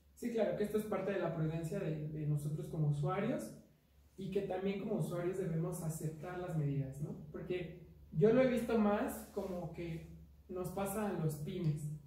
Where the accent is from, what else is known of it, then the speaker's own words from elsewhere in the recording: Mexico; como mexicanos